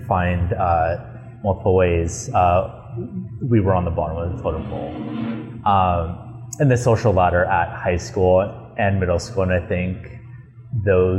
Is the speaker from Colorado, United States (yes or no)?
no; Los Angeles, California, United States; I grew up in Los Feliz